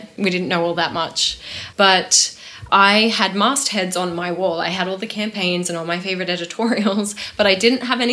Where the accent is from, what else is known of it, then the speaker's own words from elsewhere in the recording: Australia; moved away as an adult; also born or lived in New York / London / Paris; I was from Australia and I was working in New York and London and Paris and all over the place